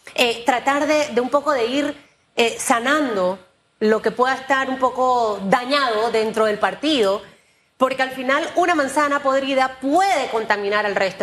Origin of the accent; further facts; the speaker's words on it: Panama; yo como, como panameña